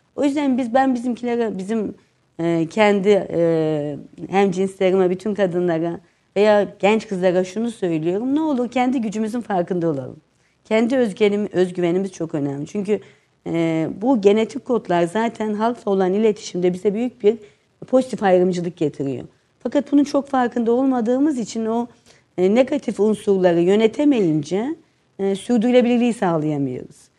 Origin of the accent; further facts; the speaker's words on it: Gaziantep, Turkey; also born or lived in Istanbul; Antep evi. Antep evini girdiğiniz o taş zaman eski evet, e, içinde ninenin ve dedenin altta oturduğu, her bir e, oğlanın bir odasını paylaştığı, altta mutfağın olduğu, e, kuş evinin bile düşünüldüğü hayat dediğimiz bahçesi olan bir evde doğdum.